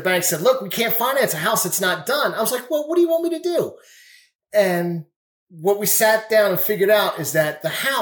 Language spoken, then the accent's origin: English; Greenville, United States; I'm from Greenville.